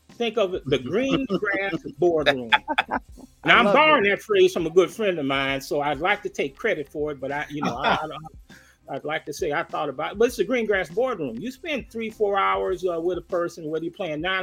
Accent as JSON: {"language": "English", "town": "Chicago", "region": "Illinois", "country": "United States", "moved": "yes", "said": "I'm from the West Side"}